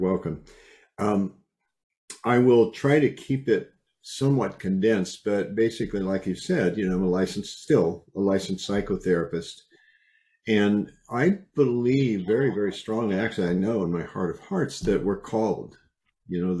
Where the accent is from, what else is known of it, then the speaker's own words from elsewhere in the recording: Iowa, United States; I was raised in Iowa